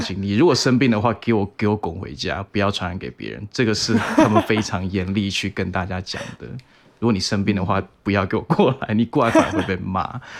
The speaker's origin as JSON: {"language": "Chinese", "country": "Taiwan", "tie": "born or raised there", "moved": "yes", "lives_now": "Seattle, United States", "said": "因为我就是我小时候还是在台湾长大，所以你们多少也可能有经历过。那尤其是我是呃民国七十年的"}